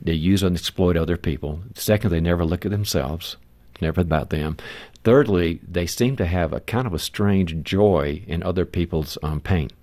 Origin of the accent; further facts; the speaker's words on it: the South, United States; moved away; I'm originally from the South